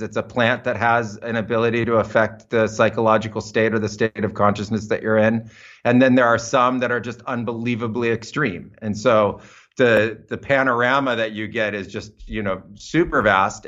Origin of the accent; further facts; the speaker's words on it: United States; moved away as an adult; also born or lived in Amazon; I was growing up in American suburbia